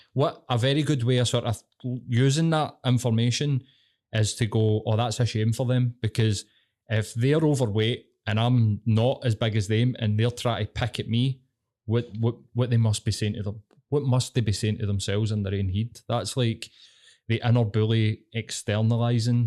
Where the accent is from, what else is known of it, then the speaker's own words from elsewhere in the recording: Glasgow, Scotland, United Kingdom; I'm fucking Glaswegian.